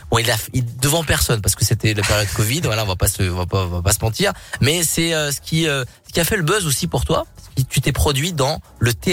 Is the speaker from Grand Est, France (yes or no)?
no; Rouen, Normandy, France; bah vous me connaissez pas, quand même, euh, quand même, je suis de Rouen.